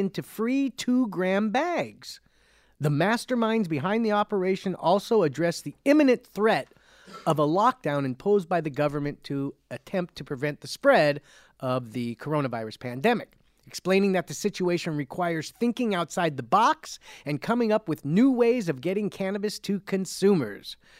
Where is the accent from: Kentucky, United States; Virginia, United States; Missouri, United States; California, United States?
California, United States; Cerritos; I'm from Cerritos, it's Cerritos